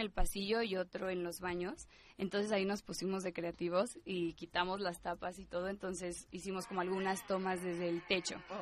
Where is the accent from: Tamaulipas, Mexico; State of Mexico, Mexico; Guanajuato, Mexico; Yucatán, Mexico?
State of Mexico, Mexico; soy del Estado de México